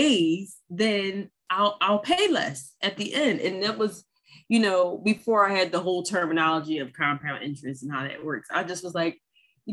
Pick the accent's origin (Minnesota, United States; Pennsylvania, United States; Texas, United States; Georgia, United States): Pennsylvania, United States; Philadelphia; I was born and raised in North Philadelphia